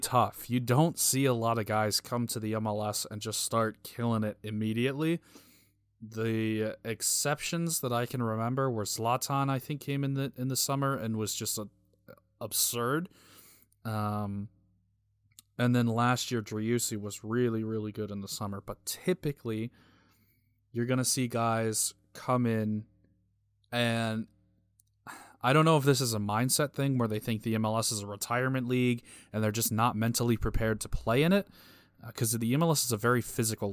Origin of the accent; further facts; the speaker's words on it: United States; I'm obviously American